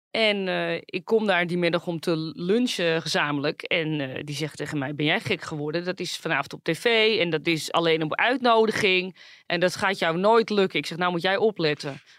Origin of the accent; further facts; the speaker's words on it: Netherlands; En ik kom helemaal uit Nederland.